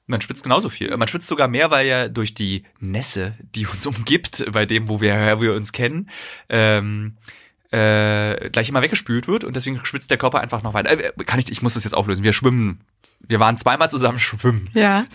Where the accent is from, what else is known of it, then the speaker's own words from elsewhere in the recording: Berlin, Germany; als Berliner